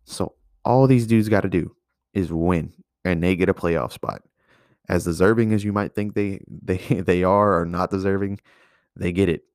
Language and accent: English; Louisiana, United States; I'm from Louisiana